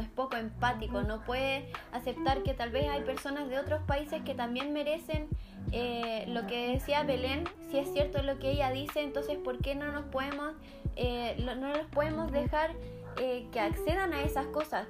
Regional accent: Chile; yo tengo como chilena, nacida en Chile

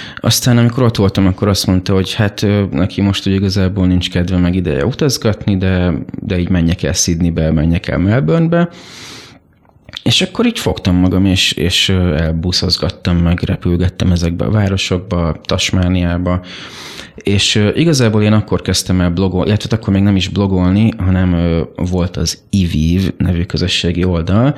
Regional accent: Mosonmagyaróvár, Győr-Moson-Sopron, Hungary; moved away as an adult; now in Budapest, Hungary; én sokáig éltem egy kisvárosban, Moson-Magyaróváron, ami a szülővárosom is egyben

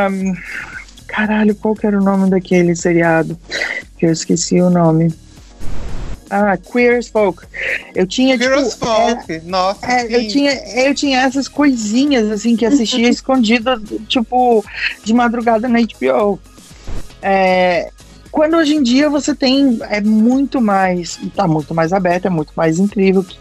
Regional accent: Curitiba, Paraná, Brazil; É porque você sabe que eu vim de Curitiba, então é, lá tem uma grande cultura de teatro.

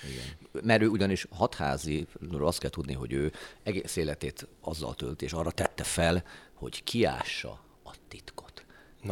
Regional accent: Hungary; mi magyarok

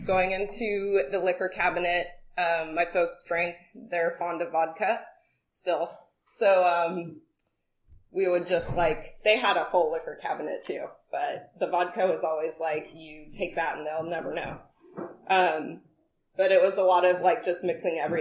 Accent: Sunol, California, United States; also born or lived in Walnut Creek, California; I was born in the Bay Area in Walnut Creek, actually. Walnut Creek. Yep. We lived in Sunol, which is like a little, wooded town in Alameda County.

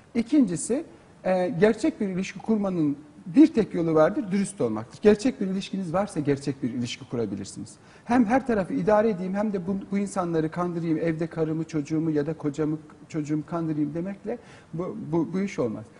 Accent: Turkey; benim doğduğum yerlere, Kars'a gidin, Artvin'e gidin, Trabzon'a gidin

